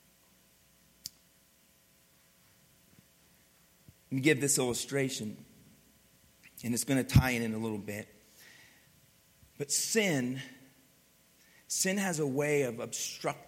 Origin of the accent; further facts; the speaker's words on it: Pennsylvania, United States; I grew up in Pennsylvania, grew up in the cold and ice and snow.